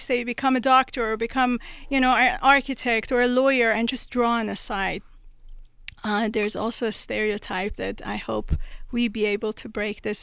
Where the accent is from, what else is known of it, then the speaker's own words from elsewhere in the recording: Tehran, Tehran Province, Iran; moved away; I was born in Tehran, Iran